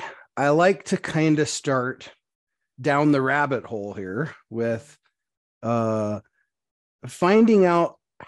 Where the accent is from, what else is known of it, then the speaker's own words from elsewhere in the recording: Montana, United States; I'm a farm kid. I grew up in Montana.